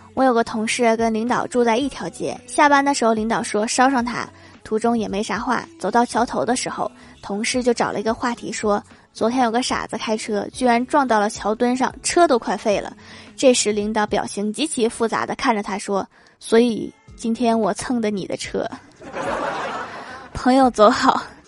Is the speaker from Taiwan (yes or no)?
no; Northeast China, China; accent: Northeastern (Dongbei); 用我们东北话是这么说的